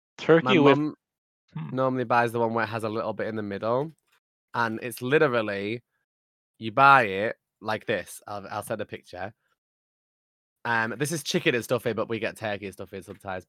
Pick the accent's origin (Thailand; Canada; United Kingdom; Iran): United Kingdom; I'm British